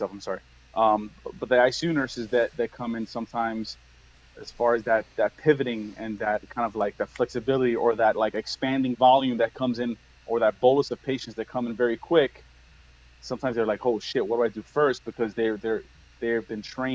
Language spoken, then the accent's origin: English; Miami, Florida, United States; also born or lived in New York; I grew up in Miami